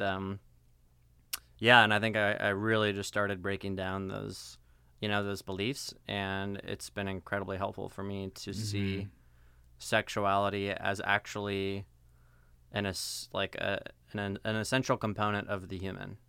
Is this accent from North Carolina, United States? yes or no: no; Seattle, Washington, United States; moved away as an adult; also born or lived in Denver, Colorado / Southern California; now in Fullerton, United States; I was born in Denver, Colorado. Spent ten years there, and then mm moved mm-hmm. to Seattle, Washington. Mm-hmm. It's where they uh, where I spent the most of my significant part of my childhood.